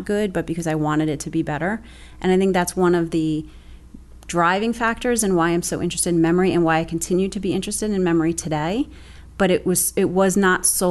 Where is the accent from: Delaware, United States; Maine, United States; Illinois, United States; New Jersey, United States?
New Jersey, United States; Bayonne; I'm actually originally from Bayonne, which is where I still live right now. I actually live 30 blocks from where I grew up.